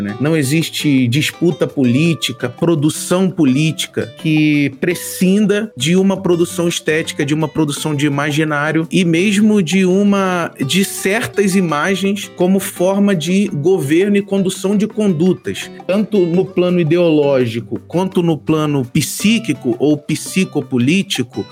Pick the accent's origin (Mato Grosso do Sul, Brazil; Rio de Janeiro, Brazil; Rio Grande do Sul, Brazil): Rio de Janeiro, Brazil; São Gonçalo; moved away as an adult; now in São Paulo, Brazil; eu sou do Rio de Janeiro, de São Gonçalo, no Rio de Janeiro